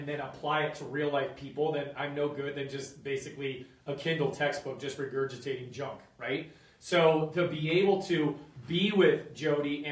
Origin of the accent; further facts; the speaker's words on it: Boulder, Colorado, United States; Boulder, which is my hometown, Boulder, Colorado